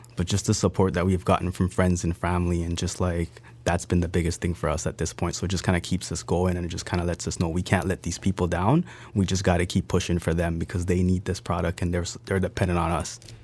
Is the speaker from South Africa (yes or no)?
no; Canada; also born or lived in Grenada; I was brought up in Grenada. I was raised in Canada. When my mom brought me here, we didn't really have much.